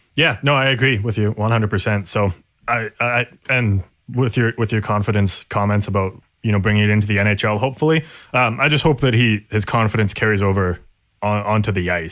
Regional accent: Canada; we're Canadian

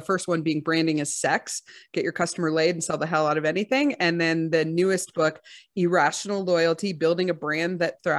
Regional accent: Texas, United States; I'm from Texas.

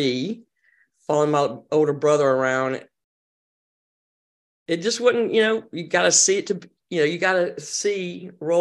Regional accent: Hartsville, South Carolina, United States; when I grew up in Hartsville, South Carolina

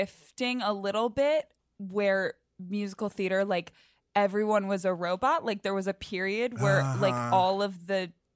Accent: Northern Virginia, United States; Were like in Northern Virginia.

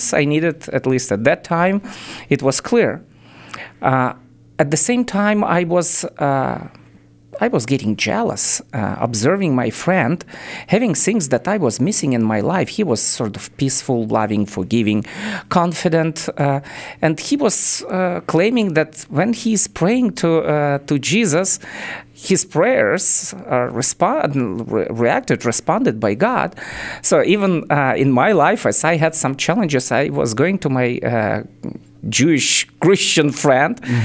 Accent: Kyiv, Ukraine; English is a second language; moved away as an adult; also born or lived in Israel / Germany; I was born and raised in Kiev, capital of Ukraine

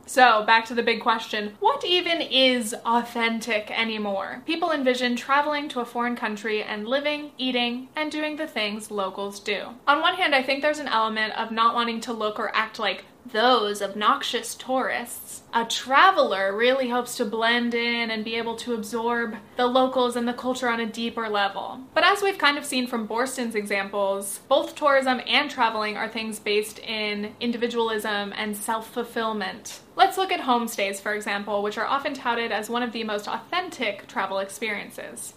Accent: United States; as an American

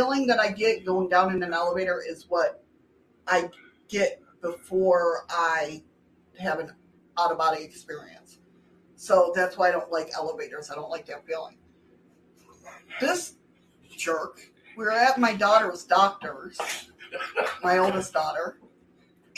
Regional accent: New York, United States; my home state

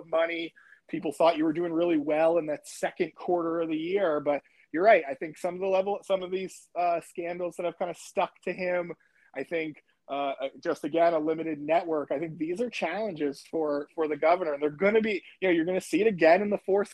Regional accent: Connecticut, United States; moved away; My hometown in Connecticut

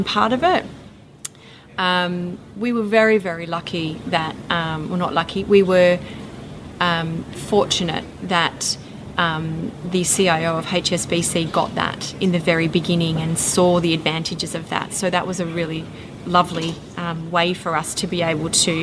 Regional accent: Western Australia, Australia; my hometown where I grew up on the farm was 800 kilometres away from Perth

